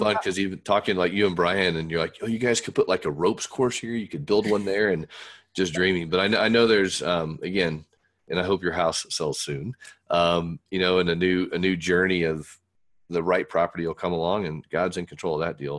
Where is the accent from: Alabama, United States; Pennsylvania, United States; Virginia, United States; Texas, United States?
Texas, United States; Fort Worth; we moved from Fort Wayne, Indiana to Fort Worth, Texas when I was nine